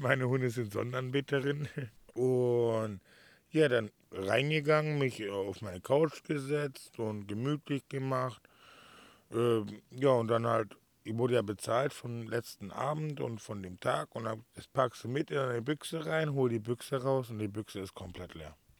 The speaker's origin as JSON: {"language": "German", "area": "Swabia", "region": "Baden-Württemberg", "country": "Germany", "moved": "yes", "lives_now": "Mallorca, Spain", "said": "als Schwabe"}